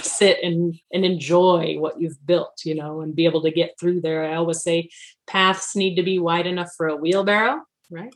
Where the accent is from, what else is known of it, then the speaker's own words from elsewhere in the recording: New Braunfels, Texas, United States; moved away; I'm from South Texas originally, uh, New Braunfels, between San Antonio and Austin